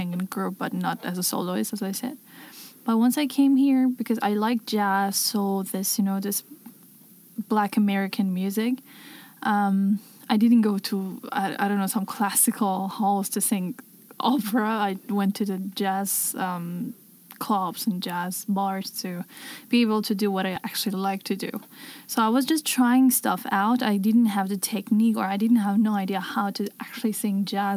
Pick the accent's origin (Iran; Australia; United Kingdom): Iran; moved away as an adult; now in Berlin, Germany; since I come from Iran